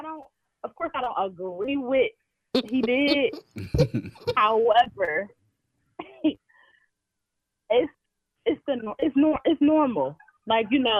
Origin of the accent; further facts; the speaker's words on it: Paterson, New Jersey, United States; I'm from Patterson